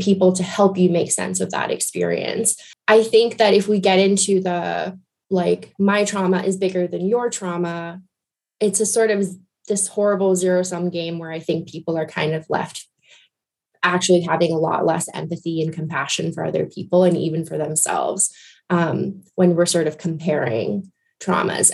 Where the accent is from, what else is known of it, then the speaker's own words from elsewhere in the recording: Guyana; I grew up in Guyana in South America